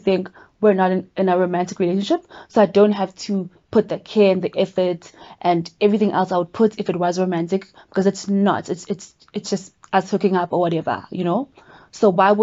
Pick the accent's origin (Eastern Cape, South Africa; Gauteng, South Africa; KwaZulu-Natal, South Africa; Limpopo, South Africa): KwaZulu-Natal, South Africa; Durban; now in Johannesburg, South Africa; what I'm used to from Durban